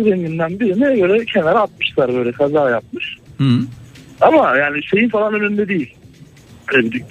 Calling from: Ankara, Turkey; ben Ankara'dan.

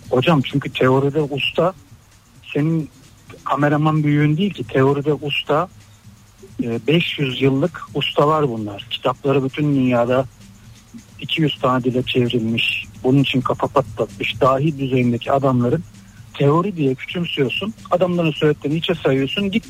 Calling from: Istanbul, Turkey; ben İstanbul'dan.

